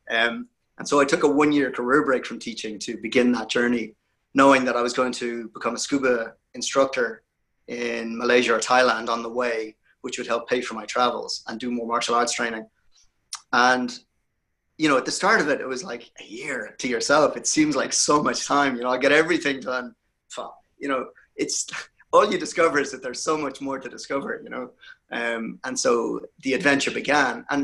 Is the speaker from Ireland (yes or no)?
yes; Ireland; I appreciate what you said earlier about me being Irish.